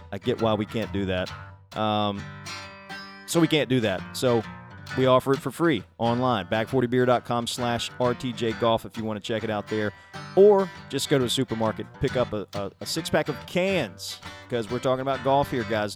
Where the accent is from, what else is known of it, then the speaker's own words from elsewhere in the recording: South Alabama, United States; I grew up in South Alabama myself